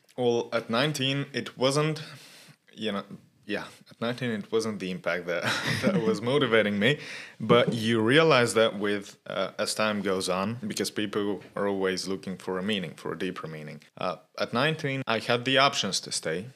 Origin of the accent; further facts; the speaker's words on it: Sofia, Sofia City, Bulgaria; I was born in Sofia and I've lived here all of my life